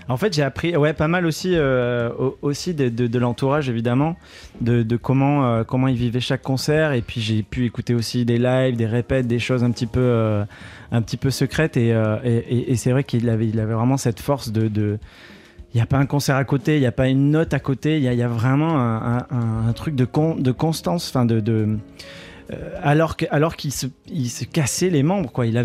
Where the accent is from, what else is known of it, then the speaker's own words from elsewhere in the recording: Nîmes, Occitania, France; Les sudistes, c'est nous les sudistes. Moi, je suis de Nîmes aussi.